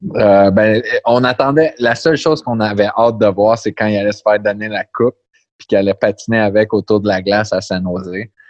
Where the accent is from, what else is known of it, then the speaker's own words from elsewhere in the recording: Montreal, Quebec, Canada; now in Pittsburgh, United States; je viens de Montréal